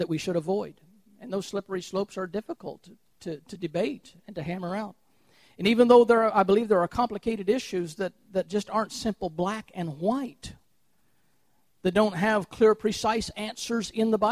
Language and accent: English; Chillicothe, Missouri, United States; also born or lived in Trenton, Missouri; When I was a little boy, my father built a brand new house in Chillicothe, Missouri. We moved from 22 miles away from Trenton, Missouri to Chillicothe